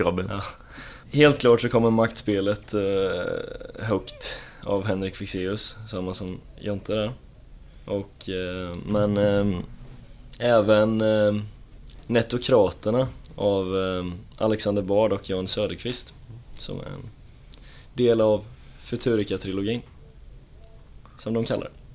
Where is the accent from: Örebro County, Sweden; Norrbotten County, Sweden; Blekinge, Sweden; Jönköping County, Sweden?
Jönköping County, Sweden; Tranås; moved away as an adult; now in Linköping, Sweden; jag kommer från Tranås härifrån